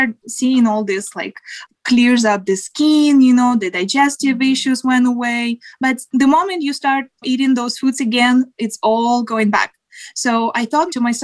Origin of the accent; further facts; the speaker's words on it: Siberia, Russia; moved away as an adult; now in United States; I grew up in Siberia.